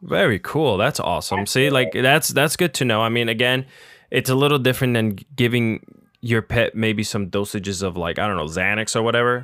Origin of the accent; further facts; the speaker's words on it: Puerto Rico; moved away; also born or lived in Union City, New Jersey; I was born and raised in Puerto Rico, but I lived uh, in northern New Jersey. So I lived I lived in Union City